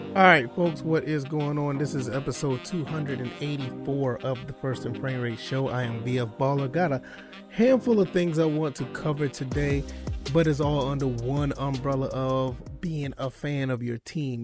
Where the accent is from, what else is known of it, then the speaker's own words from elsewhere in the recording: Savannah, Georgia, United States; I was born and raised in Savannah, Georgia